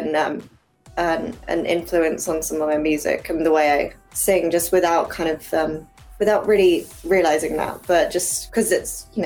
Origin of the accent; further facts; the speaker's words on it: England, United Kingdom; I grew up over here in England, so I'm half Chinese